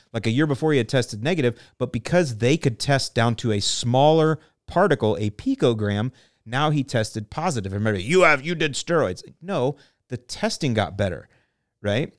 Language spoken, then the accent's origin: English; St. Petersburg, Florida, United States; I grew up in Saint Pete